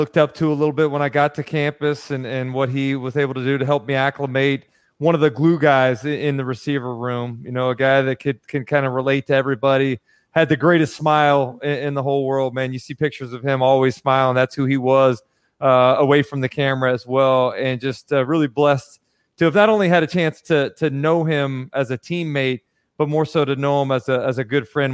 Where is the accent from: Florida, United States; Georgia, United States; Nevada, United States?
Florida, United States; Gainesville; I'm from Gainesville here, a little suburban white dude.